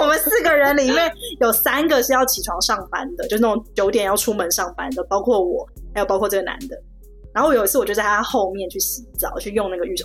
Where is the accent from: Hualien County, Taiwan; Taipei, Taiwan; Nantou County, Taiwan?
Taipei, Taiwan; moved away as an adult; now in Shanghai, China; 我就是出生在台北市，成长于台北市